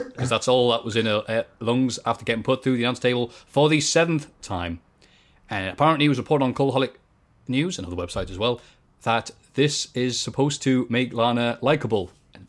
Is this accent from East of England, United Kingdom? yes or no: no; Bishop Auckland, North East England, United Kingdom; I mean, I'm from Bish. I don't know anybody who smokes crack.